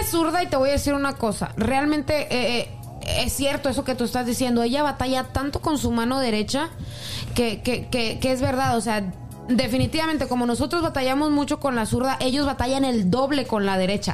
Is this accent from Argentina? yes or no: no; Mexico; moved away; Código Rojo Laguna, por decirte una página de allá de, mi pueblo